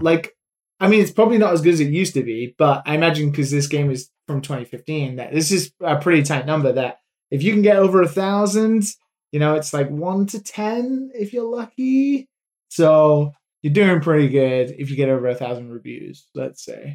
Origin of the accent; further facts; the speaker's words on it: United Kingdom; being British